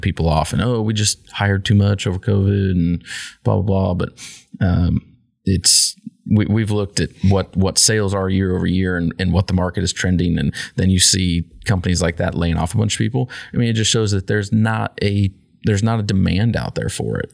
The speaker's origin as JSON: {"language": "English", "region": "Kansas", "country": "United States", "said": "in Kansas we're more American than everybody else"}